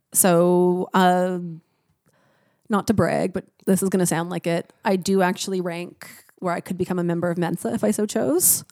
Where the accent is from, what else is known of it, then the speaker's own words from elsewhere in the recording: Niagara, Ontario, Canada; moved away; I grew up in Niagara